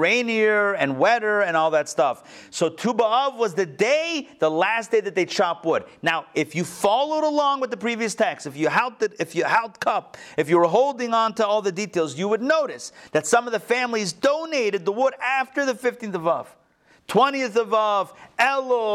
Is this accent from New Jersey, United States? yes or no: no; Pittsburgh, Pennsylvania, United States; moved away; also born or lived in London / Morristown / Miami; Growing up in Pittsburgh in yeshiva, in an all-boys yeshiva